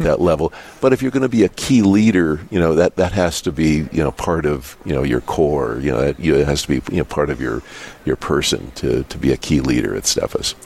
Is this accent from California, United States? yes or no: no; Dickinson, North Dakota, United States; I was born in Dickinson. I went to Catholic school here